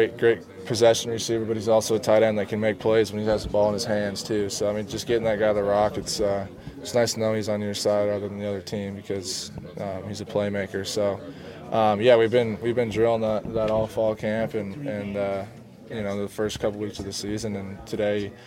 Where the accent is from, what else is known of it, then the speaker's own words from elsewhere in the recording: Lake Stevens, Washington, United States; Lake Stevens is a great town to grow up in the whole Snohomish County area